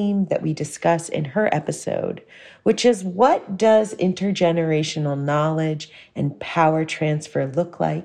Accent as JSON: {"language": "English", "town": "Houston", "region": "Texas", "country": "United States", "moved": "yes", "said": "I'm originally from Houston, Texas"}